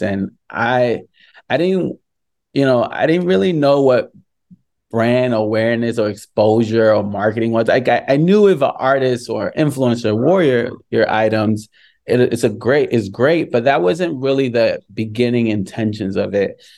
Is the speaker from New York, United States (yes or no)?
yes; New York, United States; growing up in New York